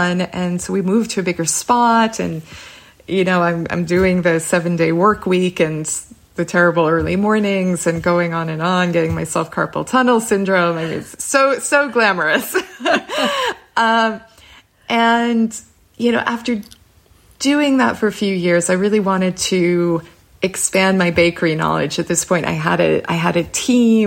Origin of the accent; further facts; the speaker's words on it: Boston, Massachusetts, United States; moved away as an adult; also born or lived in Prague; I'm from Boston